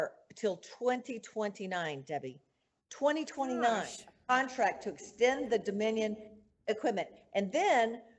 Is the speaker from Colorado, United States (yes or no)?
yes; Mesa County, Colorado, United States; born or raised there